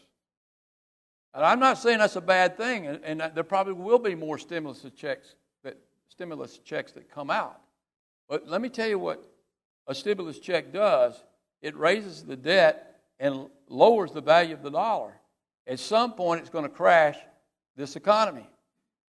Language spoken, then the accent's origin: English; United States; As an American